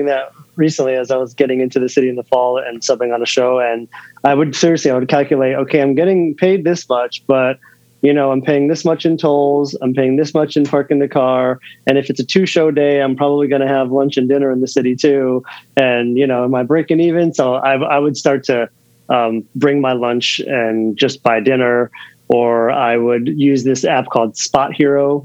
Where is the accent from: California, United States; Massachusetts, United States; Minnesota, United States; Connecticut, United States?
Connecticut, United States; Norwalk; also born or lived in Stamford, Connecticut / Bethel, Connecticut; I was born in Stamford, Connecticut, raised in Norwalk, Connecticut